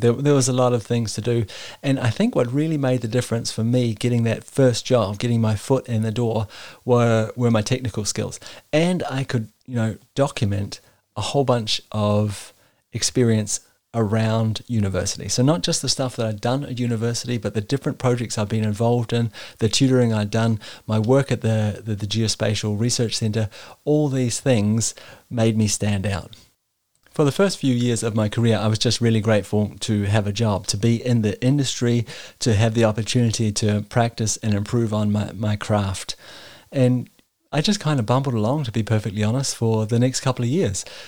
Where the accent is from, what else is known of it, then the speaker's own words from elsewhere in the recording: New Zealand; moved away as an adult; now in Denmark; I was born and raised in New Zealand, and I've been living in Denmark for the last ten years.